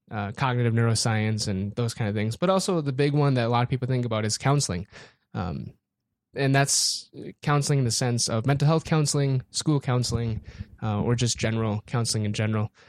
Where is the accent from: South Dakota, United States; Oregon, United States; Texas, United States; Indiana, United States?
South Dakota, United States; Aberdeen; born and raised Aberdeen, South Dakota